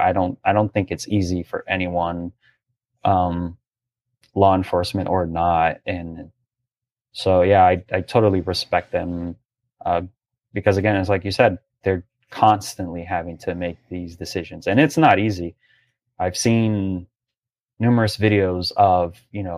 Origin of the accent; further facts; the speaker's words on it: Brazil; now in Palm Beach Gardens, United States; growing up in Brazil